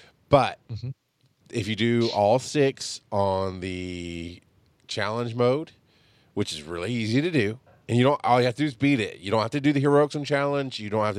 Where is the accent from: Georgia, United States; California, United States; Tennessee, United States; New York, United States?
Georgia, United States; I'm from Georgia and I don't like peaches.